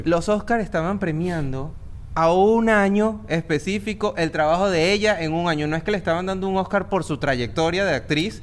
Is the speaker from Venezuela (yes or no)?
yes; Venezuela; nosotros los tres somos venezolanos